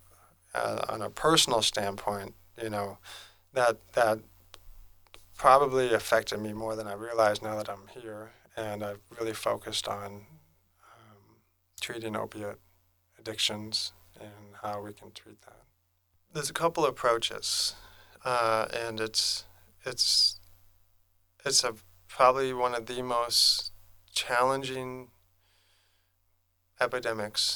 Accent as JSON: {"language": "English", "area": "Lummi", "region": "Washington", "country": "United States", "said": "I'm from Lemming"}